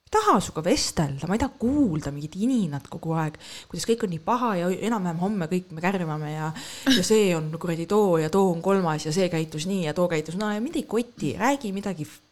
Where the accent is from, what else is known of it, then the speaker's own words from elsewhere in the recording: Estonia; ma olen eestlane